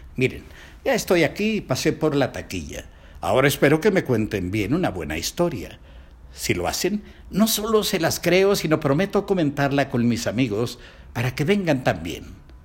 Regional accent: Mexico; Primero soy mexicano

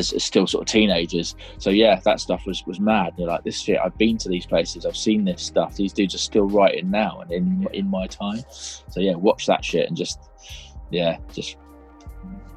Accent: United Kingdom; I grew up in little suburb of, like, just outside London

